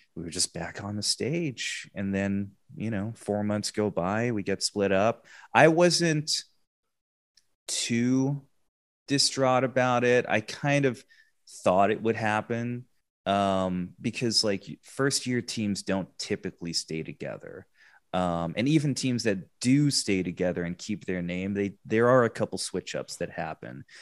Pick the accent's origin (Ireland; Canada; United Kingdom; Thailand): United Kingdom; England; moved away; also born or lived in Texas; I, I grew up in England. I, I'm, I'm British, half British, half Filipino